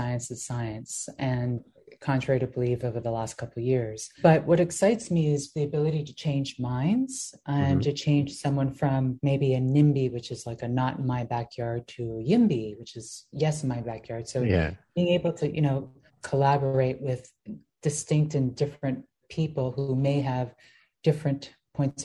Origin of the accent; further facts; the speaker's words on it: Greece; I grew up in Greece and I had an aunt called Rita